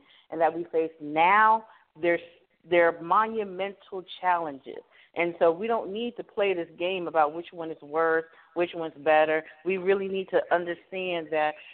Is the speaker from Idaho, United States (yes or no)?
no; Miami, Florida, United States; I'm from Miami, Florida